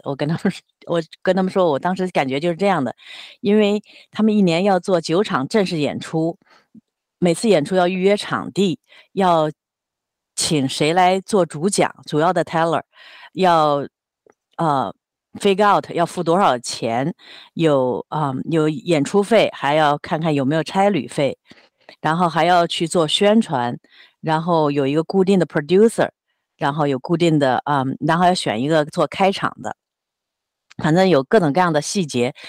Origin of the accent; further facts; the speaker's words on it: Jiangsu, China; moved away as an adult; also born or lived in US Midwest; now in Seattle, United States; 我是江苏人，我是九十年代初来到美国，先在中西部的一个大学里读了五年研究所